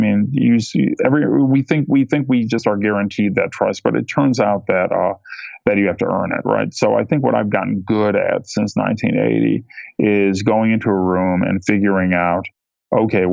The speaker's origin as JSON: {"language": "English", "region": "Ohio", "country": "United States", "tie": "born or raised there", "said": "I grew up in Ohio, which is not near any big metropolitan areas like Chicago or New York."}